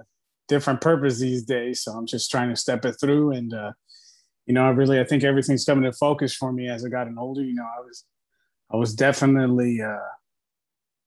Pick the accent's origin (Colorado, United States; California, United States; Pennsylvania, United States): California, United States; Los Angeles; I grew up in San Fernando Valley, 818